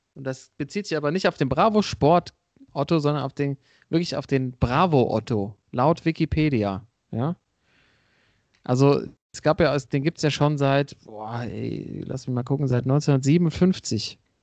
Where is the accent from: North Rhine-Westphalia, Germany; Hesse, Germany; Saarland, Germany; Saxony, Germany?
Hesse, Germany; die Hessen, gell, wo ich herkomme